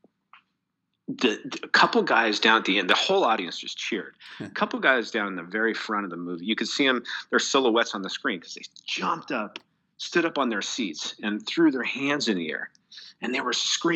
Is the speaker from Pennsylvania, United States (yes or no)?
no; Reno, Nevada, United States; this major high school in Reno, Nevada, my hometown